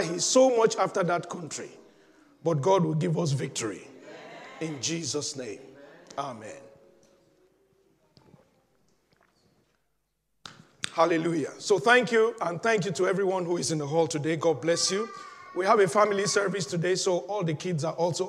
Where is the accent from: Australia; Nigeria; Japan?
Nigeria; I'm a Nigerian